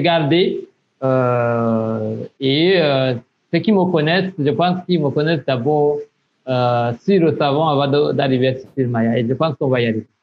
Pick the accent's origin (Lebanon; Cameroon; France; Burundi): Burundi; south of Burundi; moved away as an adult; also born or lived in Burkina Faso; je suis burundais. Euh, je suis né au sud du Burundi, euh, où j'ai grandi